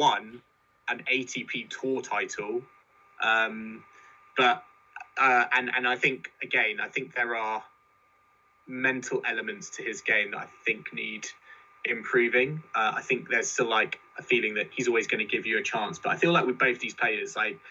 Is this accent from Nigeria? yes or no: no; United Kingdom; as British fans